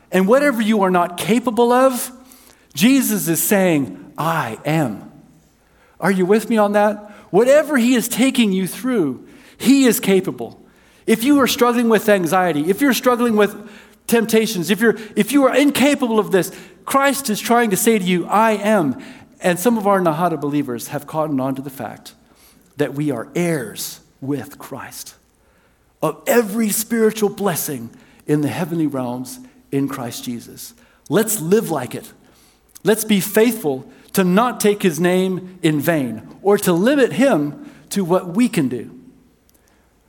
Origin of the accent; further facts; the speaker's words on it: South Africa; moved away; I was raised in South Africa